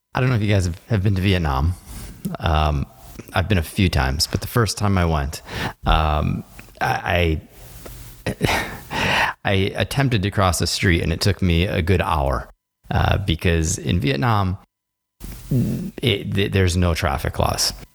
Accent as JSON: {"language": "English", "country": "United States", "said": "as an American"}